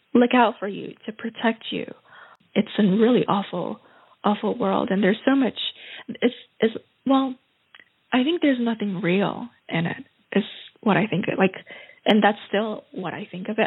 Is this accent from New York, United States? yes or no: yes; New York, United States; now in Vienna, Austria; I come from New York where you like you walk on the street